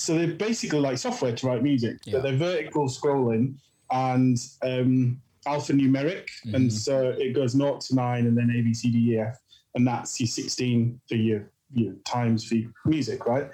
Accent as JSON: {"language": "English", "region": "Yorkshire and the Humber", "country": "United Kingdom", "tie": "born or raised there", "moved": "as an adult", "lives_now": "London, United Kingdom", "said": "I grew up in Yorkshire."}